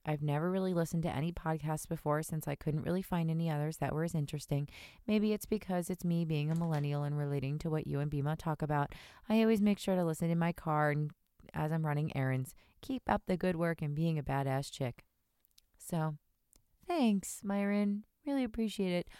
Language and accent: English; New Jersey, United States; I'm from New Jersey